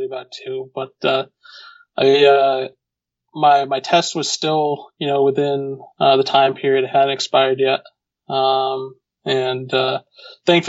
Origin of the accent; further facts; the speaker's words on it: Connecticut, United States; moved away as an adult; also born or lived in Manchester, New Hampshire; where I grew up in Connecticut, to my primary physician at that time, back home in Connecticut